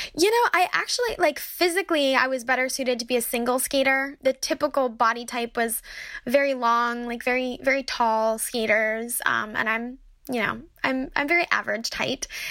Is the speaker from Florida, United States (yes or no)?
no; Detroit, Michigan, United States; we grew up in Detroit